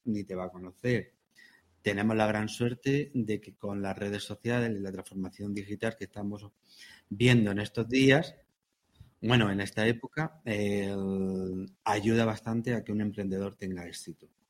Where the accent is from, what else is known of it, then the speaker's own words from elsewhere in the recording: La Puerta de Segura, Andalusia, Spain; yo soy de la Puerta de Segura